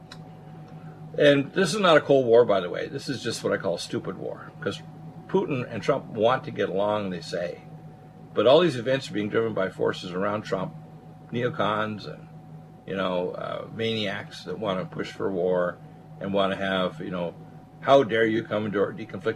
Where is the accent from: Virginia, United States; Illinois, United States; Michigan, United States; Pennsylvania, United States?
Michigan, United States; Detroit; I was born in Detroit. It was the center of the highest wages in the country back in 1952 when I was born